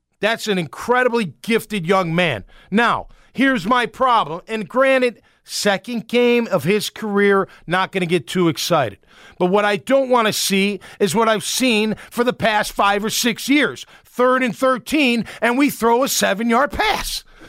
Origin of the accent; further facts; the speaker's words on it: Chicago, Illinois, United States; It's okay. I'm from Chicago. I get fired up.